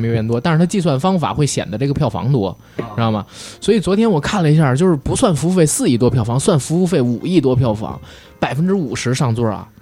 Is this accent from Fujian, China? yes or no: no; Beijing, China; accent: Beijing accent; 我们带这个北京人话，因特重的听不清，一北京话会吞音